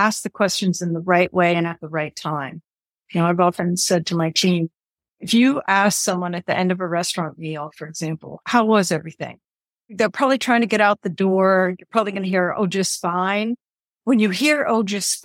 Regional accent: Western Pennsylvania, United States; I grew up in a family hotel business. It actually was a combination ski area, year-round resort in Western Pennsylvania

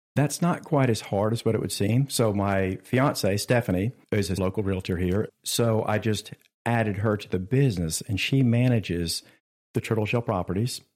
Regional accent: Richlands, North Carolina, United States; I grew up in Richlands, right down the street

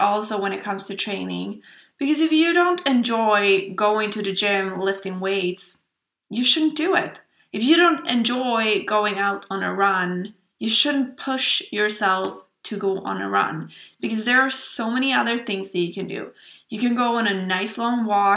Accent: Sweden; accent: Swedish; English is a second language; I hope you will enjoy my lovely Swedish accent

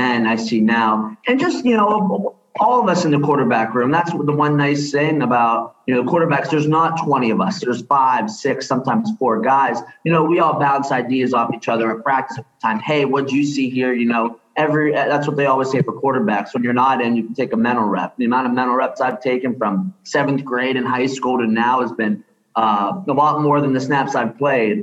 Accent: Greensburg, Pennsylvania, United States; I'm from Greensburg, close to Pittsburgh

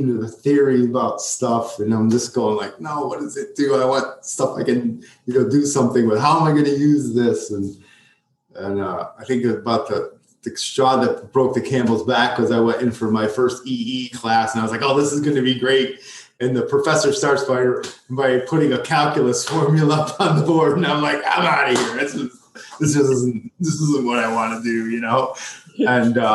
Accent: Prospect, Connecticut, United States; I grew up in a little town called Prospect up in Connecticut. It's a suburb of Waterbury

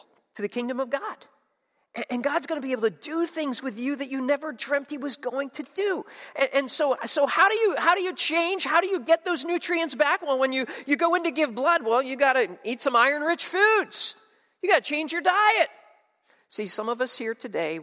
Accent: New Jersey, United States; moved away; Where I grew up in South Jersey

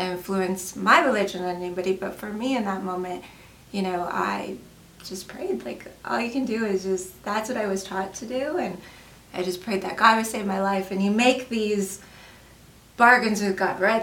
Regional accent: Colorado, United States; now in Wyoming, United States; I'm originally from Colorado

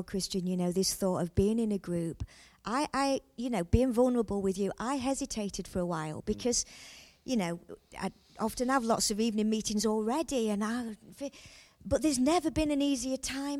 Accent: England, United Kingdom; Here in England, you know, we stay private, we don't like to share

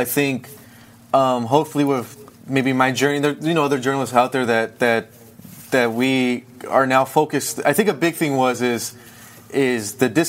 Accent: Antelope Valley, California, United States; I started just interviewing all the restaurant owners in my hometown.

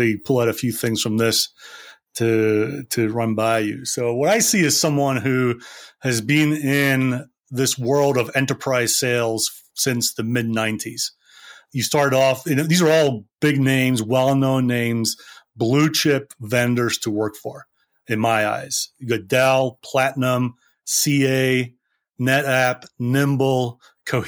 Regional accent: Scotland, United Kingdom; I grew up in Scotland.

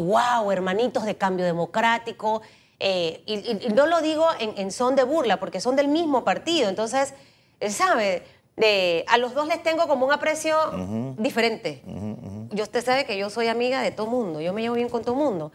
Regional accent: San Miguelito, Panama; Yo soy de San Miguelito

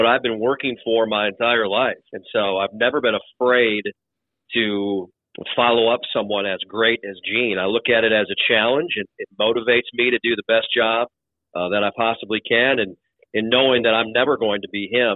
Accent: Mitchell, South Dakota, United States; also born or lived in Lincoln, Nebraska / Morgantown, West Virginia / Fargo, North Dakota; now in Tallahassee, United States; I grew up in Mitchell, South Dakota

